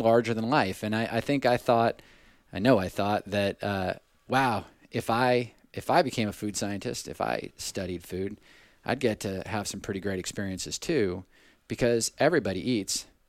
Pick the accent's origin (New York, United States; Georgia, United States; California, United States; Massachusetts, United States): California, United States; Southern; moved away; I grew up in Southern California initially